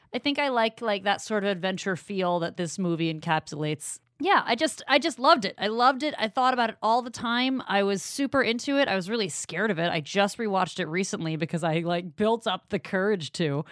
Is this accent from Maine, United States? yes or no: yes; Maine, United States; I'm from Maine